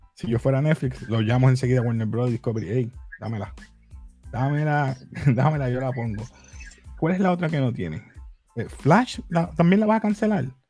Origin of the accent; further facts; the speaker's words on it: Puerto Rico; yo soy latino, con orgullo, boricua